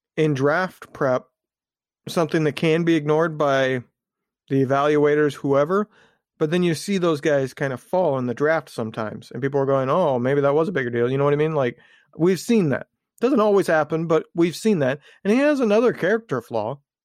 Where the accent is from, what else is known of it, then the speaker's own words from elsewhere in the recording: Indiana, United States; I was growing up in Indiana at the time